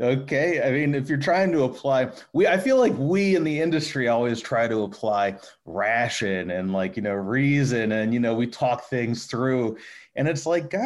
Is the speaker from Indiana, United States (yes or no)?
no; Towson, Maryland, United States; I'm actually from Maryland. I'm from just north of Baltimore. I graduated, oh boy, when I graduated high school, 2000. So like, I graduated Towson High 2000